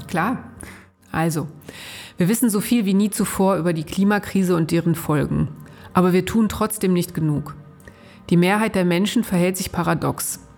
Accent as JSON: {"language": "German", "area": "Ruhr area", "region": "North Rhine-Westphalia", "country": "Germany", "tie": "born or raised there", "said": "Also ich bin im Ruhrgebiet groß geworden, weit weg vom Meer und als ordentliche Nordrhein-Westfälin"}